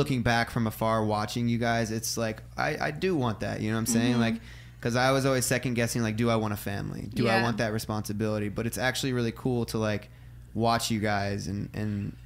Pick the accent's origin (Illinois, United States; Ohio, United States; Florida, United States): Ohio, United States; I'm from Ohio